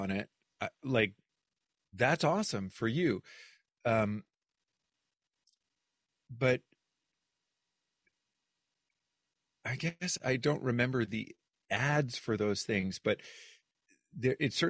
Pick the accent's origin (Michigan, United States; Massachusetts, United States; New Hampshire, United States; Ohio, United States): New Hampshire, United States; I'm from New Hampshire